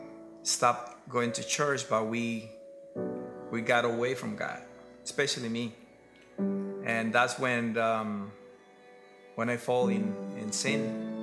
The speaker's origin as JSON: {"language": "English", "country": "Colombia", "also_born_or_lived": "Reading, Pennsylvania", "moved": "yes", "lives_now": "Florida, United States", "said": "And I'm original from Colombia."}